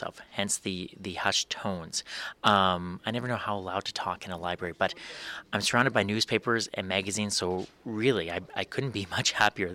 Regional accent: Swift Current, Saskatchewan, Canada; moved away as an adult; also born or lived in Calgary; now in Saskatoon, Canada; When I was growing up in Swift Current, my mom and dad would take my sister and I to the library

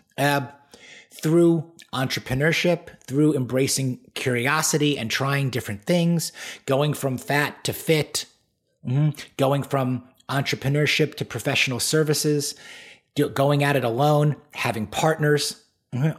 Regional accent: Great Neck, New York, United States; I was born and raised on Long Island, New York, the North Shore in a town called Great Neck

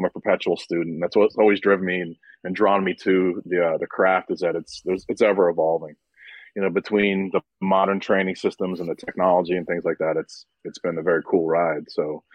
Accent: Connecticut, United States; moved away as an adult; also born or lived in New York / Florida; Moved to Connecticut when I was like two. I spent about 18 years up there

